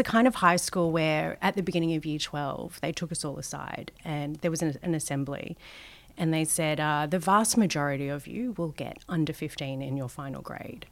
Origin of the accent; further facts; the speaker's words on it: Sydney, New South Wales, Australia; I grew up in Western Sydney, Um, think Guildford, Maryland, Parramatta